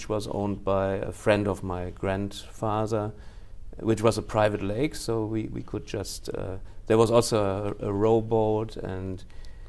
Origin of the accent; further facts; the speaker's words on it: Cologne, North Rhine-Westphalia, Germany; English is a second language; moved away as an adult; now in Japan; I was born in Cologne, the first 7 years in Cologne